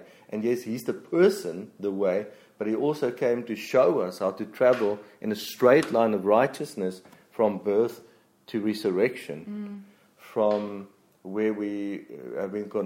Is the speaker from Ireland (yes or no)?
no; Free State, South Africa; I come from the Free State. Nah. Flat